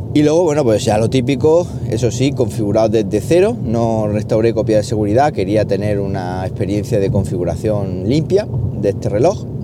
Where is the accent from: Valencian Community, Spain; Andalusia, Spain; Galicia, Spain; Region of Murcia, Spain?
Andalusia, Spain; Jaén; moved away as an adult; also born or lived in Valdepeñas / La Solana; podría ya estar trabajando aquí en, mi tierra, aquí en Jaén